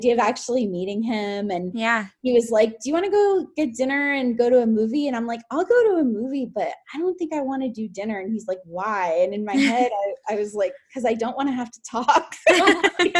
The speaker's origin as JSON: {"language": "English", "town": "Fort Lauderdale", "region": "Florida", "country": "United States", "tie": "born or raised there", "also_born_or_lived": "Tallahassee, Florida", "moved": "as an adult", "lives_now": "Orlando, United States", "said": "I'm from Fort Lauderdale"}